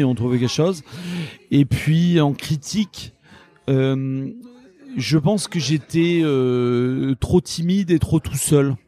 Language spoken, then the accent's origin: French; La Réole, Nouvelle-Aquitaine, France; je suis originaire de la Réole